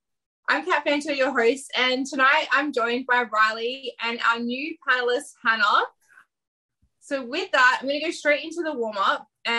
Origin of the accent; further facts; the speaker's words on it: Adelaide, South Australia, Australia; now in Melbourne, Australia; my hometown, Adelaide